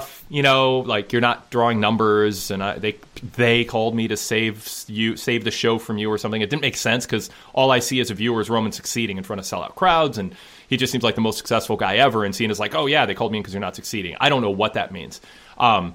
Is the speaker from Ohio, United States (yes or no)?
no; Minnesota, United States; I'm from Minnesota